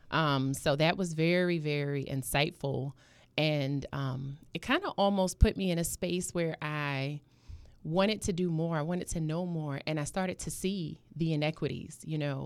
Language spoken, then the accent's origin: English; New York City, New York, United States; moved away as an adult; now in Norfolk, United States; I was, um, born and raised in Harlem, and I came down to Norfolk when I was about twenty-one